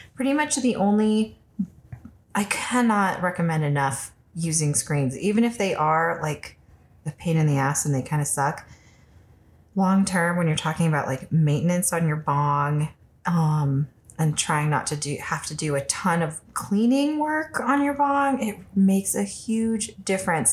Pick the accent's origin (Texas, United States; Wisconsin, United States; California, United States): California, United States; now in Colorado, United States; I'm from California